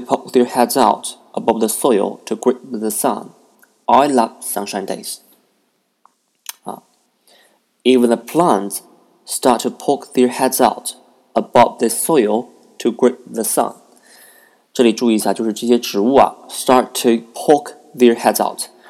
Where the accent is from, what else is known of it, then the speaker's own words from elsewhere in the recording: Nanjing, Jiangsu, China; English is a second language; live in my hometown in Nanking